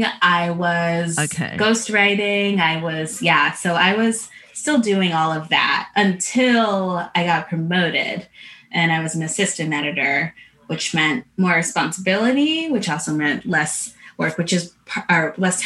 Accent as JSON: {"language": "English", "region": "Connecticut", "country": "United States", "tie": "born or raised there", "said": "I had also been used to being the only Black girl as a kid when I grew up in Connecticut"}